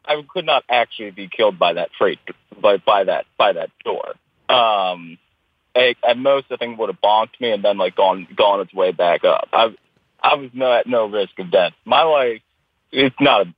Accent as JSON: {"language": "English", "town": "Baltimore", "region": "Maryland", "country": "United States", "tie": "born or raised there", "said": "I'm born and raised Baltimore, and I love it very much."}